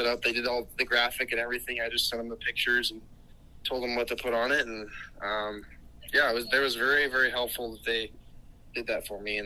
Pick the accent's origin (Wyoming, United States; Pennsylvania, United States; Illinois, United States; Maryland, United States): Wyoming, United States; Casper; we got a house back in Casper, my hometown